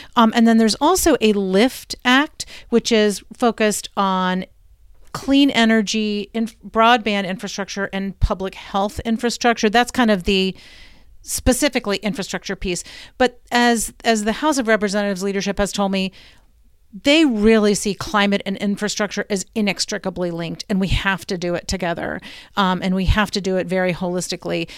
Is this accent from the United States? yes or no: yes; Blue Ridge, United States; I'm from the Blue Ridge